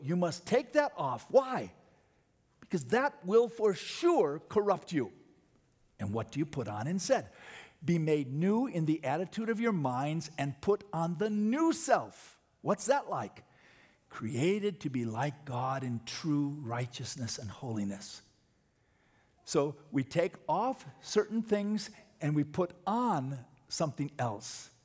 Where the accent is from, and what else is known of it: United States